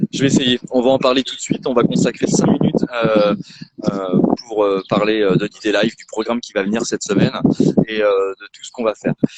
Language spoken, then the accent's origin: French; Rennes, Brittany, France; parce que Ouest France est dans ma ville natale